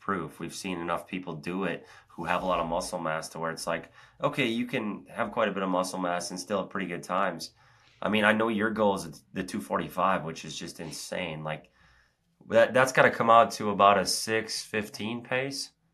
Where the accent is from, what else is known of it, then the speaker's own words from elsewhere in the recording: Oak Ridge, Tennessee, United States; it's the Secret City Oak Ridge Half Marathon here, my hometown race